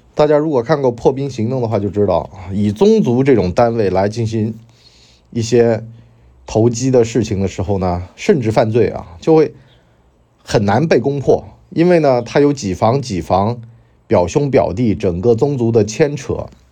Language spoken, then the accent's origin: Chinese; Wenzhou, Zhejiang, China; now in Hangzhou, China; 作为温州人，我根本就没有听到过这种操作